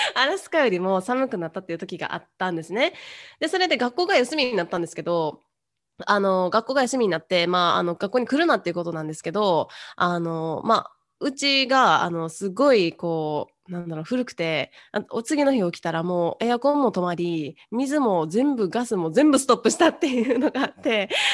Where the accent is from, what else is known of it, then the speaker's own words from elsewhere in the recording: Kyoto, Japan; moved away as an adult; now in Indiana, United States; 私は、えー、京都出身で、今アメリカのインディアナ州に住んでいます